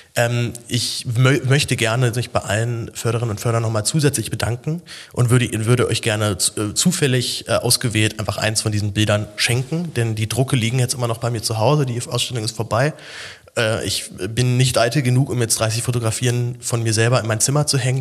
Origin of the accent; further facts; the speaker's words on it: Berlin, Germany; Ich, als Berliner haut mich sowas ja nicht so komplett um